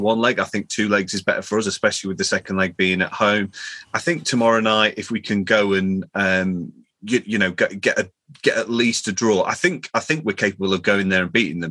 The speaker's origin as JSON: {"language": "English", "town": "Chesterfield", "region": "East Midlands", "country": "United Kingdom", "tie": "born or raised there", "said": "my my hometown Chesterfield"}